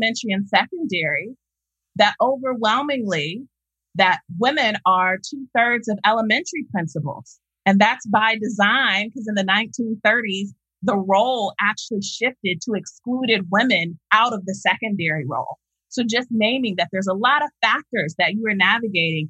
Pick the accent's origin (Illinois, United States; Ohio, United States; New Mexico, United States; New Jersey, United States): Ohio, United States; Columbus; I'm from Columbus, Ohio